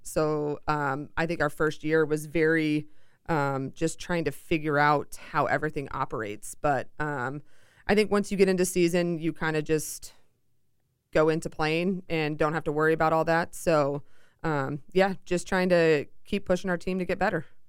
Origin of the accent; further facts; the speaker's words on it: Seattle, Washington, United States; moved away as an adult; also born or lived in Chicago; I'm originally from Seattle, so I flew halfway across the country to do my college career.